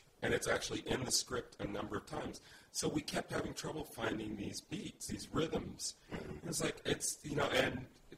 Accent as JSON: {"language": "English", "region": "Indiana", "country": "United States", "tie": "born or raised there", "moved": "yes", "said": "I was born in Indiana"}